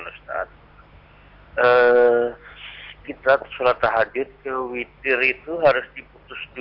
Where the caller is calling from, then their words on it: Selogiri, Central Java, Indonesia; Iya, uh, saya dari … di Selogiri.